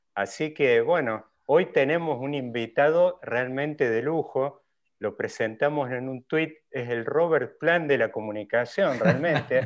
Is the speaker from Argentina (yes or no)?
yes; Córdoba, Argentina; los que por ahí venimos de Córdoba